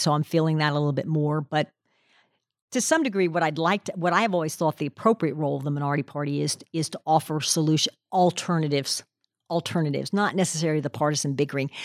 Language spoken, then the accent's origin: English; Pennsylvania, United States; moved away as an adult; now in Tennessee, United States; I grew up in Pennsylvania